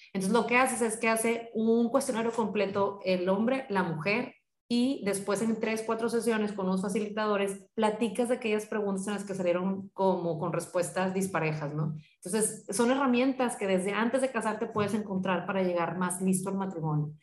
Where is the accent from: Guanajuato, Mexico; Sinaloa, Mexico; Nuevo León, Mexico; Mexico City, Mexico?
Nuevo León, Mexico; Monterrey; yo soy de aquí de Monterrey